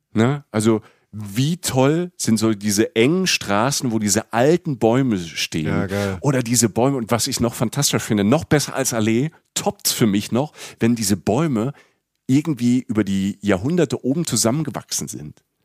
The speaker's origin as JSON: {"language": "German", "region": "Rhineland-Palatinate", "country": "Germany", "tie": "born or raised there", "said": "ich bin in Rapsfelder auch groß geworden, in der Pfalz"}